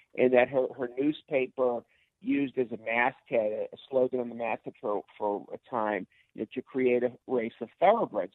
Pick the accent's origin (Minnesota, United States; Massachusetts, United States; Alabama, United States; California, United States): Massachusetts, United States; Boston; my hometown of Boston